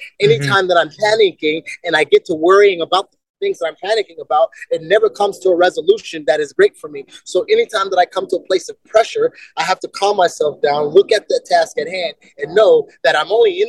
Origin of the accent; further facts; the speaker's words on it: Germany; born there; also born or lived in United States; I was born in Germany. We lived in America.